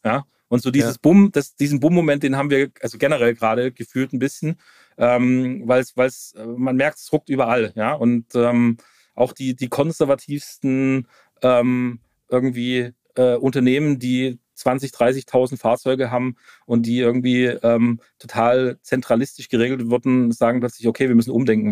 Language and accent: German; Stuttgart, Baden-Württemberg, Germany; ich komme aus Stuttgart, Automotive Town